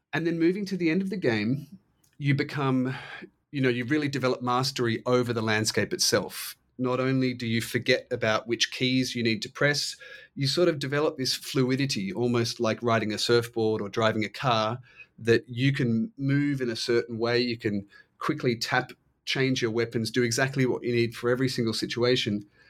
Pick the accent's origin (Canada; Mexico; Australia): Australia; I'm Australian